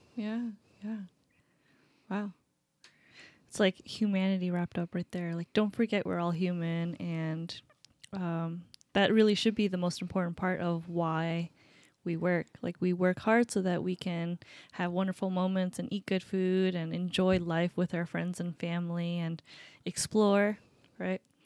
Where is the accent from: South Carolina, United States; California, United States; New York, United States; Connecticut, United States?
New York, United States; Upstate; moved away as an adult; now in Seattle, United States; Upstate New York.